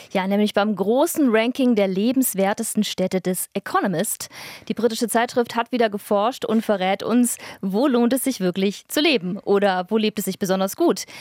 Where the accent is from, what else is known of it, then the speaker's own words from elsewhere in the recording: near Stuttgart, Baden-Württemberg, Germany; now in Berlin, Germany; denn ich bin ja in der Nähe aufgewachsen